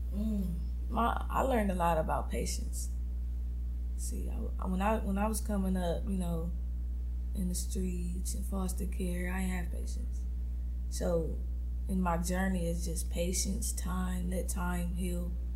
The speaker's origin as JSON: {"language": "English", "town": "Compton", "region": "California", "country": "United States", "tie": "born or raised there", "said": "I'm from Compton, California, born and raised."}